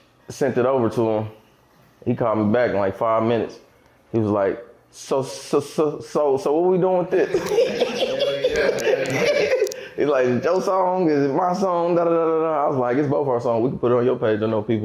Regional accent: Kansas City, Missouri, United States; I'm from Kansas City, Missouri. Born and raised, middle of the map

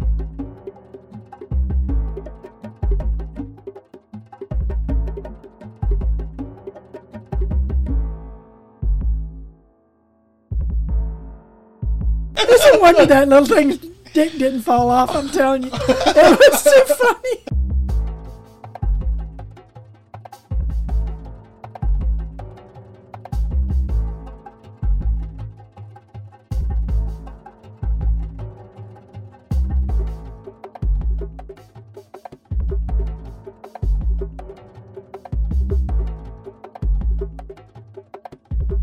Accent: Hattiesburg, Mississippi, United States; moved away; also born or lived in Germany; I was born in Hattiesburg, Mississippi.

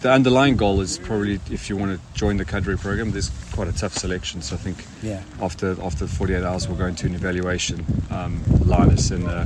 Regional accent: South Africa; moved away as an adult; now in United Kingdom; I'm not originally British. I'm really South African, so I've lived in the UK for about 7 years

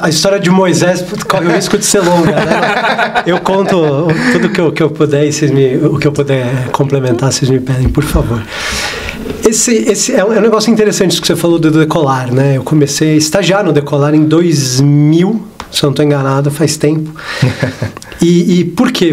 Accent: São Paulo, Brazil; eu sou daqui de São Paulo, eu cresci aqui em São Paulo

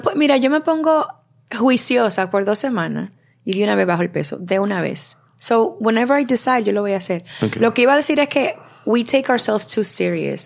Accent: Dominican Republic; yo soy la única dominicana

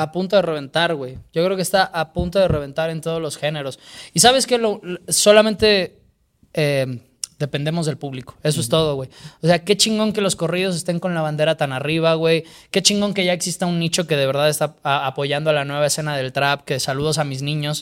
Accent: Mexico; soy de México

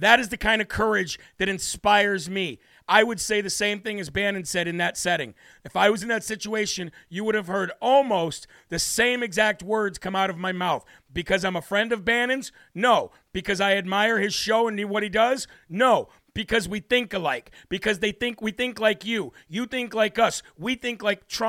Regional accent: United States; I am an American.

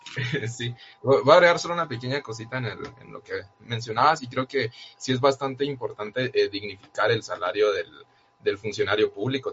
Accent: Guatemala; como guatemaltecos y guatemaltecas

